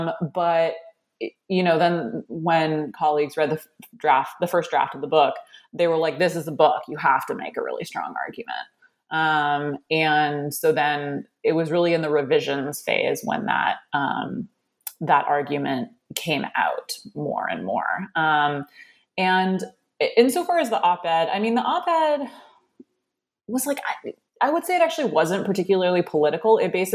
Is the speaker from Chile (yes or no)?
no; Canada; Like, I'm Canadian, for example, so I can't vote